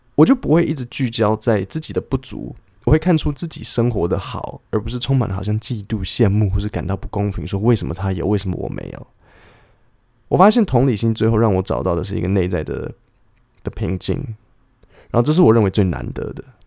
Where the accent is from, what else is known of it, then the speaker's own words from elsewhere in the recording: Taipei, Taiwan; 我小时候好讨厌台北，就冬天的时候就是下雨，然后脚都会是湿的，然后夏天的那个午后雷阵雨就是又湿又黏